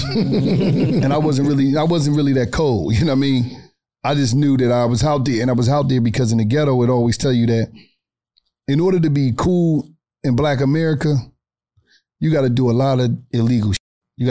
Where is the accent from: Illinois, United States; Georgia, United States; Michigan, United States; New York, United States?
Georgia, United States; Atlanta; I'm a street nigga and I'm from the West End in Atlanta